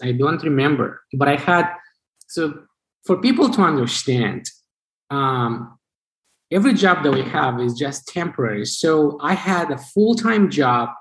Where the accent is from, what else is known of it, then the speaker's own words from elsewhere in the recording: Chisinau, Moldova; English is a second language; moved away as an adult; also born or lived in Vermont, United States; now in United States; So I was born in Chisinau, uh, the capital of the country.